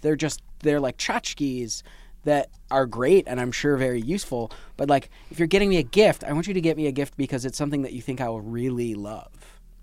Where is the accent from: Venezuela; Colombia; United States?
United States; Michigan; moved away; also born or lived in New York City; I did grow up in Michigan